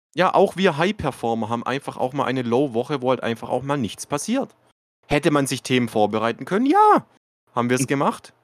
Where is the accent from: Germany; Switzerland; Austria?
Germany; Baden-Württemberg; bei uns in Baden-Württemberg